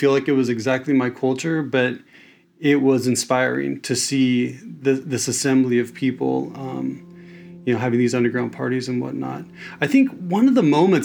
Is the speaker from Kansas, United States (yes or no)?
yes; Kansas City, Kansas, United States; moved away as an adult; now in San Francisco, United States; I grew up in Kansas City, born in Kansas City, Missouri, raised in Kansas City, Kansas